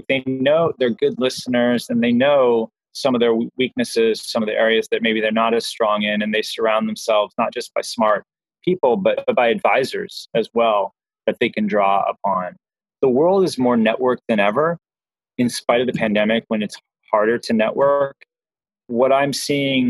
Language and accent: English; Southern California, United States; I grew up in Southern California